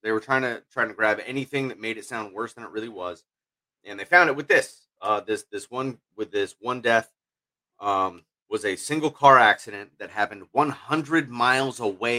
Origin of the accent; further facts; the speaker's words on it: somewhere south of Riverside, California, United States; Riverside, California, just a little south there, a little closer to my hometown.